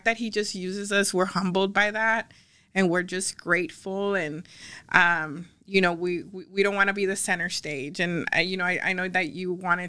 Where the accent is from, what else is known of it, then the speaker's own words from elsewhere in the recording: Ciudad Acuña, Coahuila, Mexico; moved away; also born or lived in Del Rio, Texas, United States; I'm from Del Rio, and not only am I from Del Rio, I was raised in Acuña